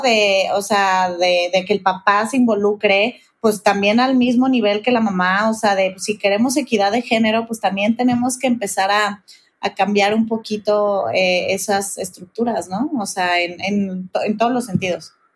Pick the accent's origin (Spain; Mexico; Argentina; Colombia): Mexico; Guadalajara, Jalisco; now in Mexico City, Mexico; soy de Guadalajara, vivo en México